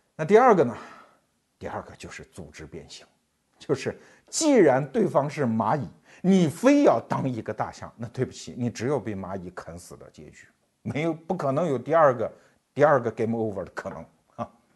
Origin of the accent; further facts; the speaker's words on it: China; 我们中国人